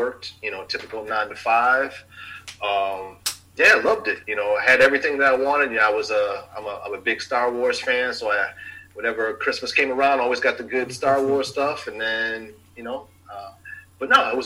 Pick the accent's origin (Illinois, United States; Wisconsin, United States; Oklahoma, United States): Illinois, United States; Chicago; grew up on the north side of Chicago, which technically now is the West Ridge area of Chicago